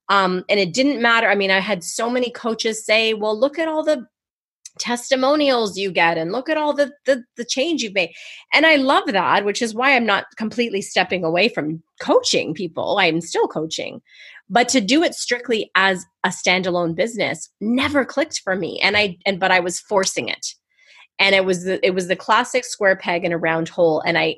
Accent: Canada; I'm going to say Z for the Americans, but I'm Canadian. I'm a Z girl.

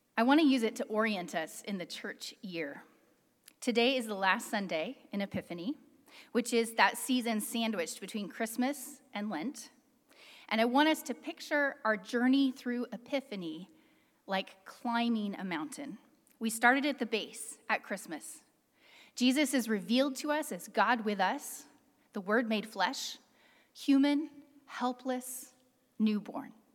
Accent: California, United States; Growing up in California

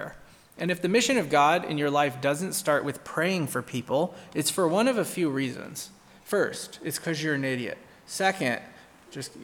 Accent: San Francisco, California, United States; I grew up in San Francisco

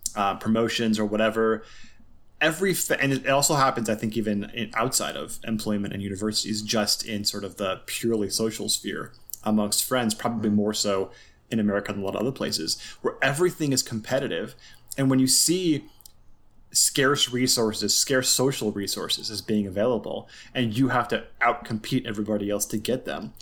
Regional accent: Los Angeles, California, United States; I grew up in the San Fernando Valley

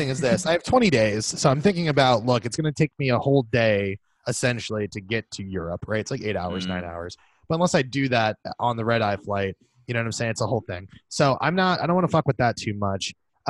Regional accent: United States

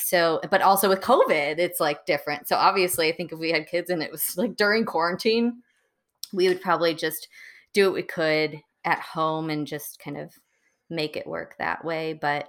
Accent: Muskego, Wisconsin, United States; growing up in Wisconsin, there were, at least in Muskego, there were not many minorities in my high school at all.

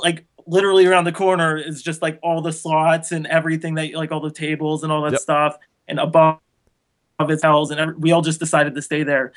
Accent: Canada; I'm Canadian

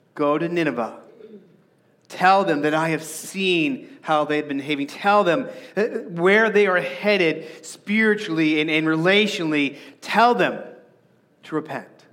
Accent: Arizona, United States; I grew up in Arizona and the baking sun is really toasty

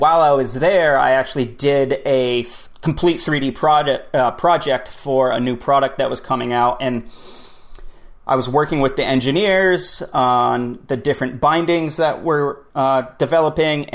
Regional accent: Vermont, United States; Born and raised in Vermont.

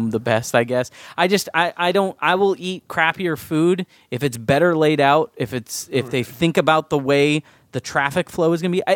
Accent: San Diego, California, United States; I grew up in San Diego

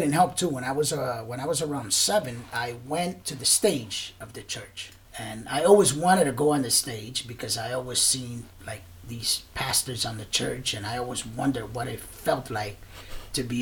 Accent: Puerto Rico; also born or lived in Brooklyn, New York, United States; I was born and raised in Brooklyn, in Bushwick. My parents are from Puerto Rico. My mom decided to move back. So then we moved back to Puerto Rico when I was about 3 years old.

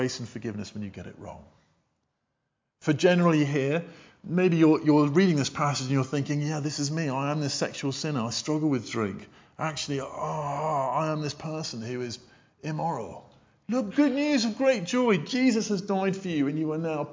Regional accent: United Kingdom; we're British

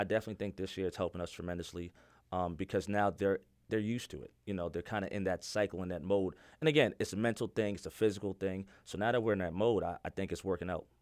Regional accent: New York City, New York, United States; also born or lived in Yonkers, New York; born and raised in the Bronx

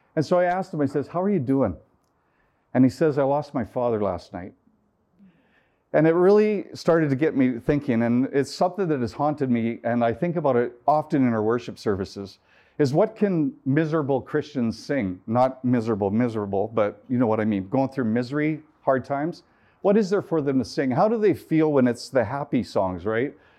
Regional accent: Canada; I'm from Canada

